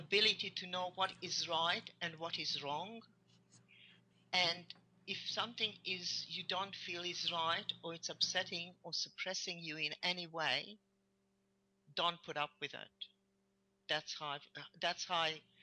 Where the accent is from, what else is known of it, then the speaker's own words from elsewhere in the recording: Hungary; English is a second language; moved away; I came from Hungary